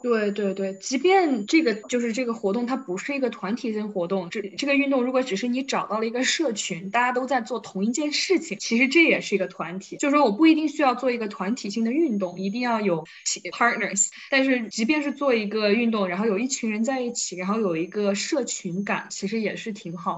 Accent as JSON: {"language": "Chinese", "town": "Wuhan", "region": "Hubei", "country": "China", "tie": "born or raised there", "said": "我是又是一个长在水边的人，就我是武汉人嘛"}